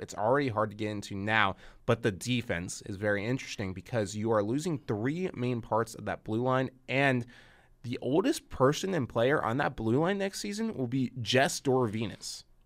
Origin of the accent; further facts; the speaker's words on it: California, United States; Very, very proud, uh, as a native Californian